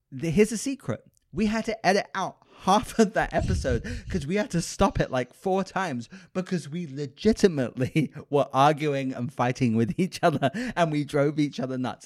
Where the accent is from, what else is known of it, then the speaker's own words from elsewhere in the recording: United Kingdom; moved away; I'm British. So I say pause